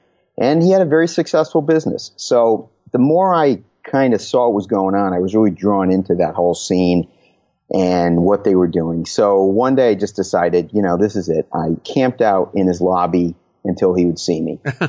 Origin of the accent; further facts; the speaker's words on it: Connecticut, United States; moved away as an adult; also born or lived in Southern California; Took me all the way out to Southern California and then back to my home state of Connecticut, where I've been for quite a while.